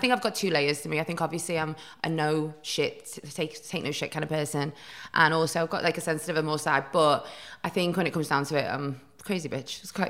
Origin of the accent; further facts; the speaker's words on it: Newcastle, North East England, United Kingdom; also born or lived in Chester; Well, I was born in Chester, and my mum and dad were married, and then they were in quite a volatile relationship. My mum just decided to like get up and leave him, so we moved to Newcastle, where my grandma and grandpa were.